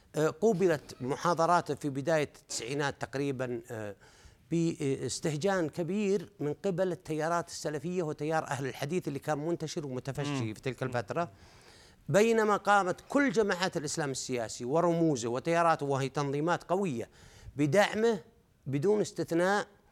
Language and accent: Arabic; Saudi Arabia; نحن عندنا في السعوديه